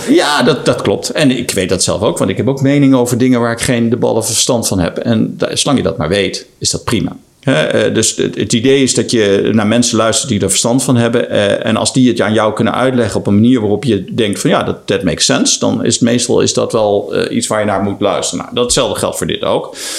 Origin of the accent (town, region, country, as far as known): Netherlands